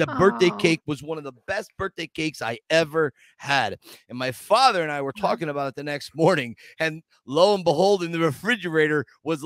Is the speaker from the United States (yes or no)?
yes; Scranton, Pennsylvania, United States; It's my hometown